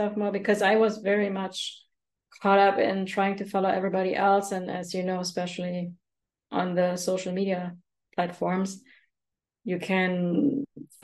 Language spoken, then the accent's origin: English; Germany; I grew up in Germany.